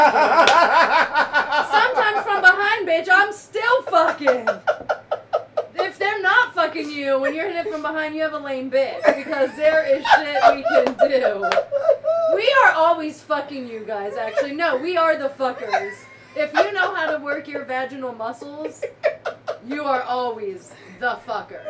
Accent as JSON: {"language": "English", "area": "Fairfax County", "region": "Northern Virginia", "country": "United States", "tie": "born or raised there", "also_born_or_lived": "Mesa, Arizona / Nairobi, Kenya", "moved": "yes", "said": "I grew up in the Nova, D.C., Virginia area. Whoop, whoop, Nova. Fairfax County"}